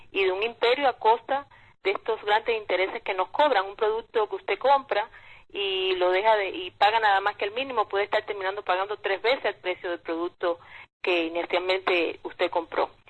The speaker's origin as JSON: {"language": "Spanish", "country": "Cuba", "moved": "yes", "lives_now": "United States", "said": "pero como inmigrante latina, cubana, que soy, hablo por supuesto desde mi experiencia propia aquí en los Estados Unidos."}